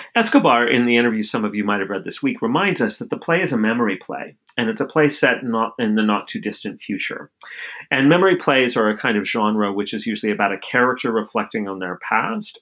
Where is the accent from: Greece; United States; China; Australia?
United States; outside of Albuquerque, New Mexico; my hometown outside of Albuquerque, New Mexico.